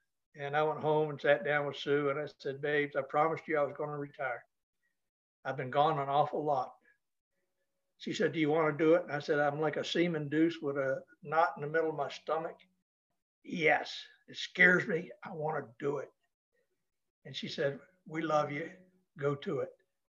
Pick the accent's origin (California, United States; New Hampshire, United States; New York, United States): New Hampshire, United States; Lebanon; moved away as an adult; I'm a damn Yankee. I was born in Lebanon, New Hampshire, raised on a farm there to two wonderful parents. And I tell people today that I grew up in a Norman Rockwell farm, and we had our own pond for ice skating and skiing